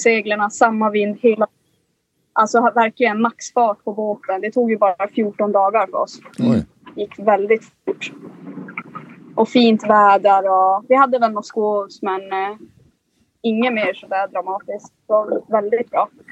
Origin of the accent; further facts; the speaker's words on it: Kiruna, Norrbotten County, Sweden; moved away; vi kommer ju liksom från, från Norrland vars vi är lite mer van vid att man, liksom, man jagar och man fiskar